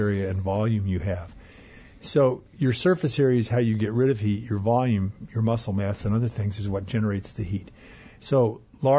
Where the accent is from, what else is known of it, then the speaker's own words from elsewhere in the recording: Arizona, United States; now in Minnesota, United States; I grew up in Arizona